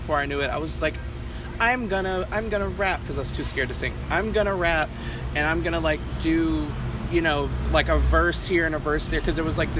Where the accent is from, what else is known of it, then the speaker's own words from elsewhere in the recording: Port Arthur, Texas, United States; also born or lived in Richmond, Texas / Katy, Texas; now in Houston, United States; I'm from Port Arthur